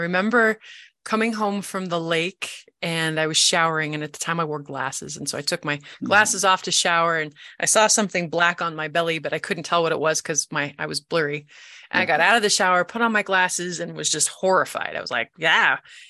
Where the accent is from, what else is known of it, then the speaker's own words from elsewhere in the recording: North Platte, Nebraska, United States; born there; also born or lived in Cheyenne, Wyoming / Missouri; I was born in North Platte, Nebraska. Lived in Cheyenne, Wyoming, so all the really fun places, but not, you know, places that you would think.